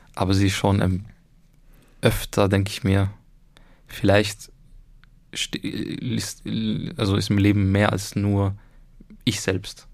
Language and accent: German; Egypt; now in Austria; ich bin ja selber Ägypter eigentlich